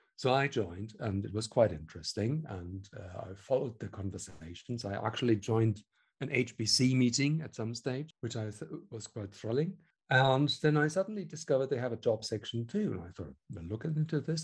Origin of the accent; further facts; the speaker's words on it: Germany; accent: German; English is a second language; moved away as an adult; also born or lived in Hamburg / Switzerland; now in London, United Kingdom; I was born in Germany, I should add, which you can probably hear from the accent